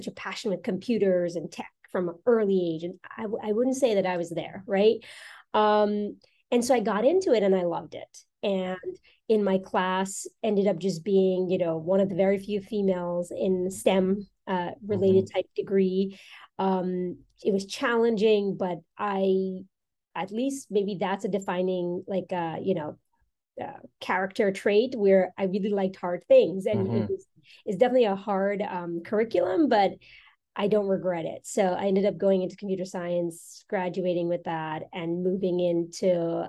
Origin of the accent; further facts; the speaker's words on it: New York, United States; also born or lived in South America; I'm South American born. And so my parents migrated from South America to the US. I was 15 when we moved here we moved to New York. Mm-hmm. And so I'm from New York, actually.